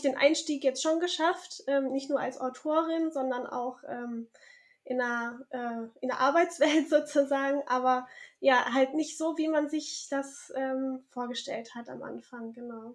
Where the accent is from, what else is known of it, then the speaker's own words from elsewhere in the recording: Southern Germany, Germany; moved away as an adult; also born or lived in Tübingen / Cologne; now in Bornheim, Germany; bin aber aufgewachsen in Süddeutschland